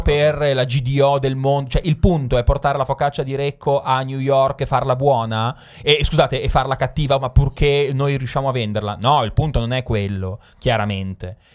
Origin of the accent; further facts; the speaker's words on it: Milan, Lombardy, Italy; Io sono milanese